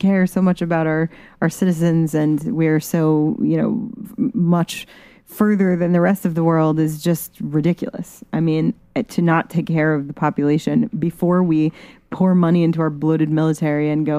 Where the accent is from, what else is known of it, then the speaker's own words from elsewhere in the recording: Vermont, United States; I'm from Bernie Country. Holler. 802.